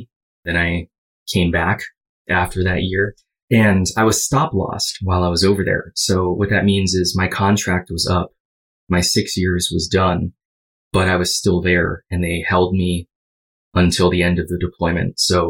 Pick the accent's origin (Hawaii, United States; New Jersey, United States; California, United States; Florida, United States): Hawaii, United States; So I grew up in Hawaii, stayed there all the way until I was 18.